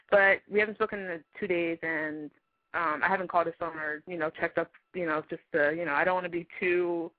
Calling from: Brentwood, California, United States; I'm 19 and I'm calling from Brentwood.

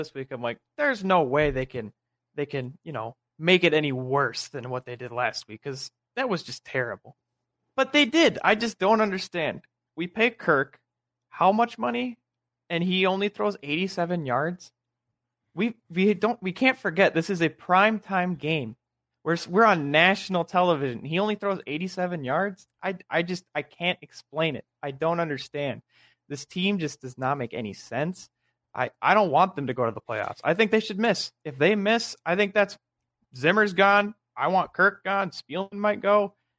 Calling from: Mankato, Minnesota, United States; Mankato. Go Mavericks.

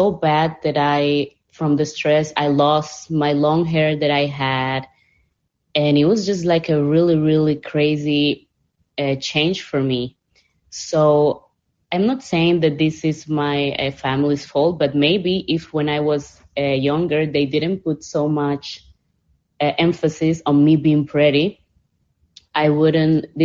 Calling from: Panama; English is a second language; T, I'm saying hi from Panama. I want to say

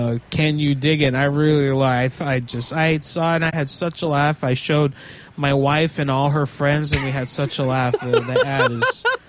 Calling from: Pennsylvania, United States; Well, I'm calling from Central PA, you see, but I've got a cell phone.

